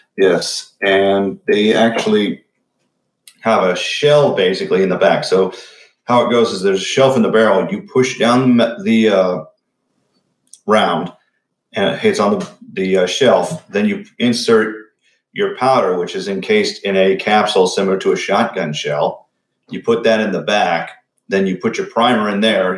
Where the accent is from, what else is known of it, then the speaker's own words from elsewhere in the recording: Huntington County, Indiana, United States; my hometown